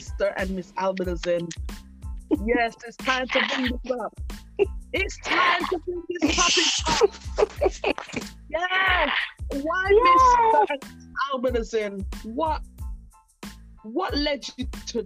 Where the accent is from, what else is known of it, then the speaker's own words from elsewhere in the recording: Jamaica; now in United Kingdom; I'm from Jamaica